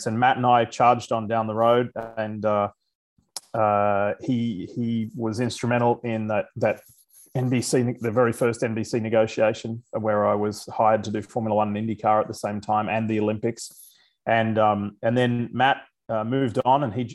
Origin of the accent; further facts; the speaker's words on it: Queensland, Australia; moved away as an adult; now in United States; growing up in Australia, I was around a lot of mates who played rugby